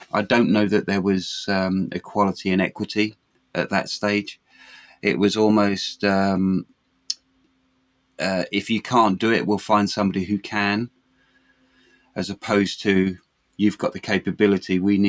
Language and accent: English; New Zealand; also born or lived in London; Luckily for me, I was born in London, but I went to school in New Zealand from the age of 9 to 15. I was in New Zealand and I went to school there.